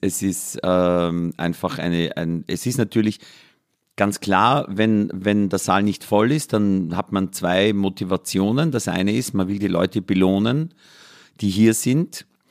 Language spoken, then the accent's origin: German; Mühlviertel / Danube valley, Upper Austria, Austria; Und ich bin an der Grenze von drei Vierteln aufgewachsen, nämlich Waldviertel, Mostviertel und Mühlviertel